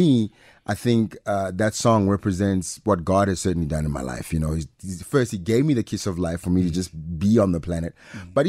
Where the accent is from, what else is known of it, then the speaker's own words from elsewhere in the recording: Pretoria, Gauteng, South Africa; accent: private school accent; also born or lived in Mamelodi / Atteridgeville / Mabopane; born in Mums, grew up between Garankuwa and Soshanguve. Really, so between those places, I always say I'm from Pretoria